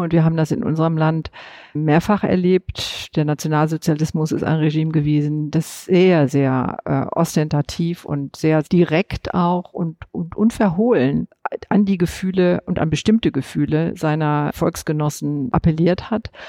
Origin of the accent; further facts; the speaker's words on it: West Germany, Germany; bin ich als Westdeutsche in meiner Sozialisation seit den 50er Jahren